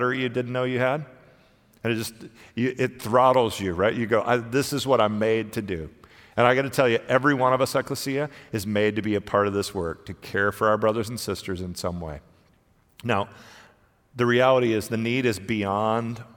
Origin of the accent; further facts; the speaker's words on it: United States; I'm a pastor from the United States